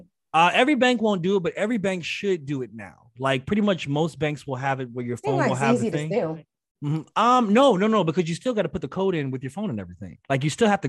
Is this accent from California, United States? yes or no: no; Chicago, Illinois, United States; now in Harlem, New York, United States; I'm from the Shy